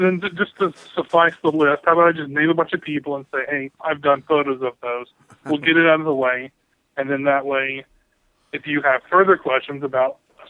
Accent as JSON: {"language": "English", "town": "Birmingham", "region": "Alabama", "country": "United States", "tie": "born or raised there", "moved": "as an adult", "lives_now": "Bellingham, United States", "said": "I grew up in Alabama, lived there all my life until last year when I moved out to Bellingham, Washington."}